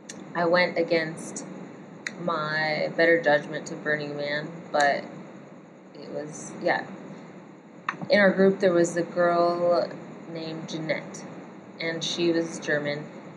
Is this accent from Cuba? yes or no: no; Australia; And anyway, I'm that Aussie kid.